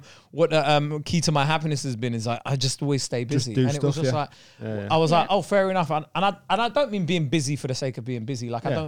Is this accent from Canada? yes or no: no; United Kingdom; I love being British